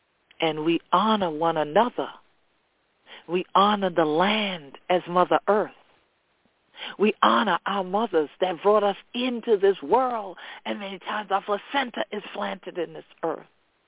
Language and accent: English; Gullah Geechee Nation, Sea Islands, United States; This is how we grew up here in the Gullah Geechee Nation.